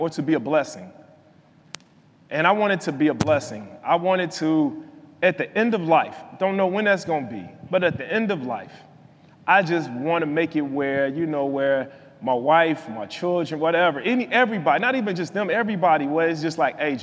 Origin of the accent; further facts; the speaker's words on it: Chicago, Illinois, United States; I'm from Chicago